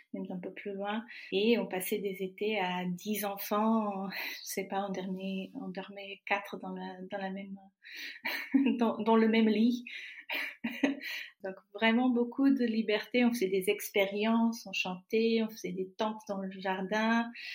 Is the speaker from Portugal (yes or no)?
yes; Trás-os-Montes e Alto Douro, Portugal; French is a second language; moved away as an adult; now in Paris region, France; je suis née au Portugal, mes parents y étaient, mes grands-parents, mes y étaient